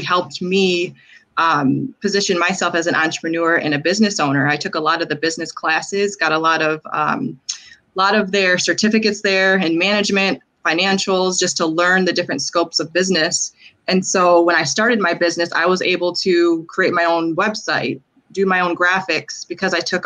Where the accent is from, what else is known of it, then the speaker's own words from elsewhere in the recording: Lansing, Michigan, United States; Born and raised in Lansing, like I said, again, went to Grand Ledge High School as well